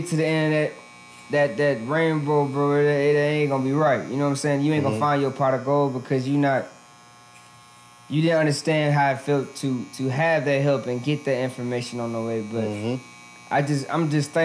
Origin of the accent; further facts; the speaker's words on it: Huntsville, Alabama, United States; now in Atlanta, United States; I'm from Huntsville, Alabama